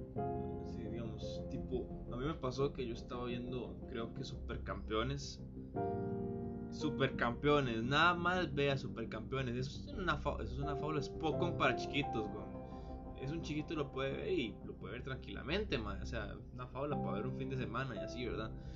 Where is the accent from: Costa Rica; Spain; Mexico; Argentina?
Costa Rica; yo soy de Costa Rica